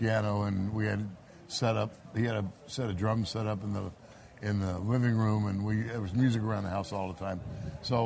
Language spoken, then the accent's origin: English; Northern California, United States; We're all from Northern California here